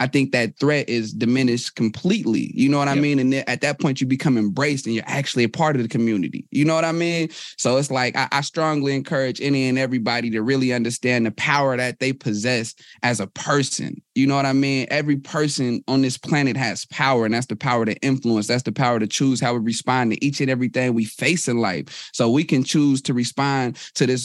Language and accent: English; Oakland, California, United States; I'm from Oakland, California.